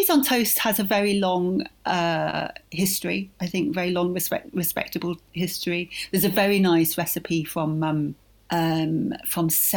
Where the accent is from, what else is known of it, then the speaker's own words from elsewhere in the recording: Yorkshire and the Humber, United Kingdom; I was brought up in Yorkshire, and a tea cake was a very, very kind of fine thing that we all loved and ate a lot